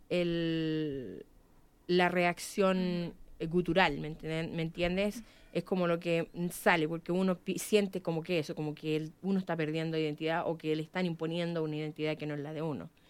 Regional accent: Chile; Porque siento que estamos perdiendo algo. Y ese algo tiene que ver con la identidad como, como chilenos

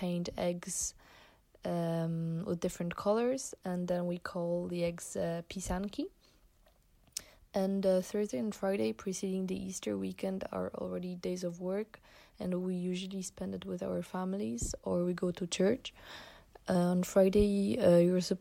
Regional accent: Poland; I'm from Poland

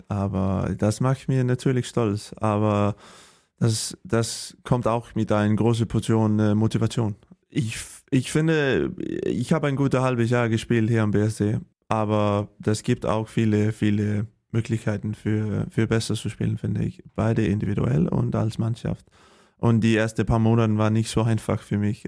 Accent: Holstebro, Central Denmark Region, Denmark; German is a second language; moved away as an adult; also born or lived in Sønderjylland; now in Germany; ich bin äh, geboren in, äh, in Holstebro in Dänemark. Das ist am ähm, die, ähm, die Westseite und äh, ja auf dem Land, nicht in der Stadt

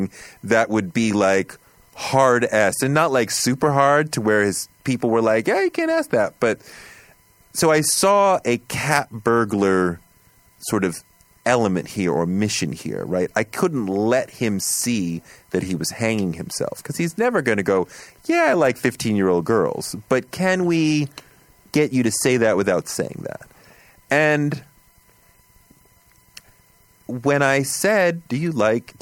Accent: Boston, Massachusetts, United States; moved away as an adult; also born or lived in Atlanta; I grew up in Boston

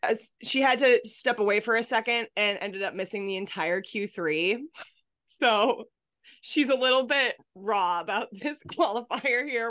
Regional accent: Boston, Massachusetts, United States; huge part of my childhood just growing up around Boston

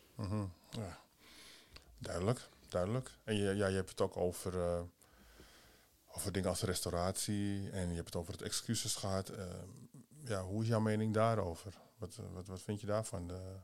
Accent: Amsterdam, North Holland, Netherlands; Amsterdam. Oké, waar van Amsterdam? Ja, Holendrecht

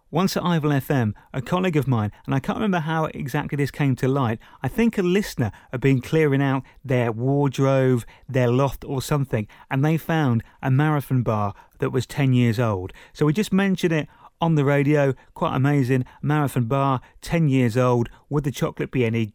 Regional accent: Princes Risborough, South East England, United Kingdom; my hometown, Princess Risborough

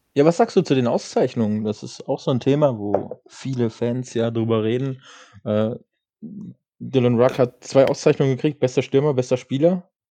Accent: Kassel, Hesse, Germany; als Kasseler

